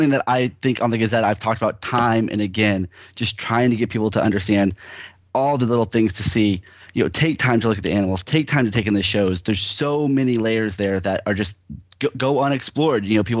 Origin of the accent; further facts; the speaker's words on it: Florida, United States; I grew up in Florida